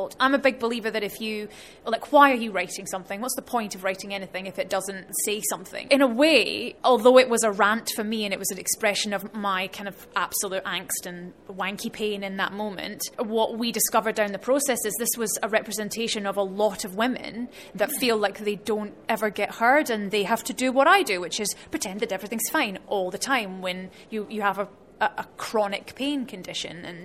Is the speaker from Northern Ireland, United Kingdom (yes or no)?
no; Scotland, United Kingdom; being Scottish